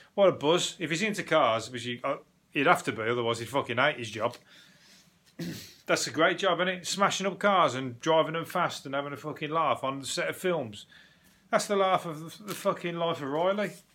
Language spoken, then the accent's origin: English; England, United Kingdom